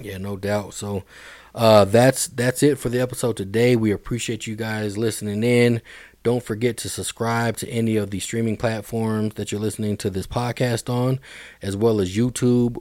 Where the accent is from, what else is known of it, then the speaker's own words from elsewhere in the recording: Denver, Colorado, United States; Hill Middle School, man, been a while. Um, and then East High School. I went to East as well